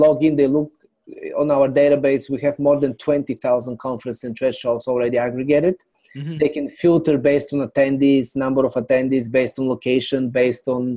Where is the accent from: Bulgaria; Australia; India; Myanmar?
Bulgaria; now in New York City, United States; I'm originally from Bulgaria. I came here in New York City many years ago